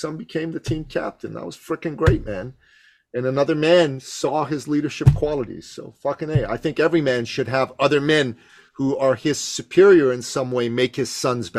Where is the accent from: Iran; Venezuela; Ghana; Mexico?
Iran; moved away; I grew up in Iran calling it football.